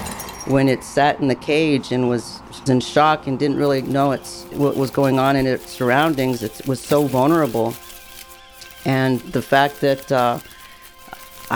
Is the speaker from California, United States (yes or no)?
no; El Paso, Texas, United States; moved away; I am originally from El Paso, Texas